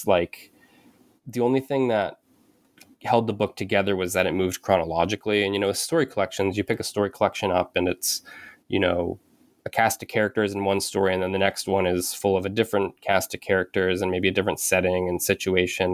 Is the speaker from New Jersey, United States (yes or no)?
no; Penobscot Indian Nation, Maine, United States; also born or lived in Bridgeport, Connecticut / New Hampshire; I was born in Bridgeport, Connecticut, and I moved to Maine when I was about 6 with my mom. And I grew up on the Penobscot Indian Nation.